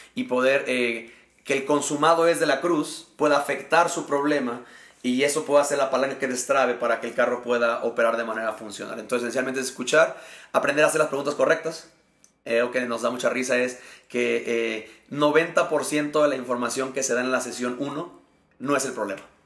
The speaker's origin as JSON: {"language": "Spanish", "country": "Mexico", "also_born_or_lived": "Querétaro, Mexico", "said": "soy eh, mexicano y actualmente sirvo a Dios pastoreando la iglesia Horizonte Querétaro aquí en la ciudad de Querétaro, México"}